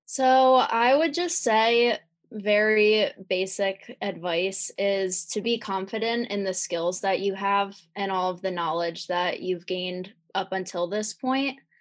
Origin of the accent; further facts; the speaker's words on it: Lancaster, Pennsylvania, United States; I am from Lancaster, Pennsylvania.